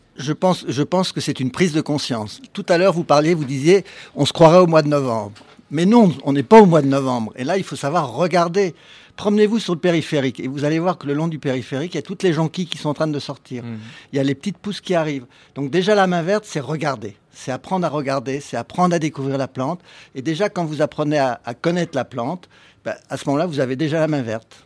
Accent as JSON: {"language": "French", "town": "Paris", "region": "Île-de-France", "country": "France", "tie": "born or raised there", "said": "qui suis un jardinier urbain, parce que je suis né à Paris, je suis né en ville"}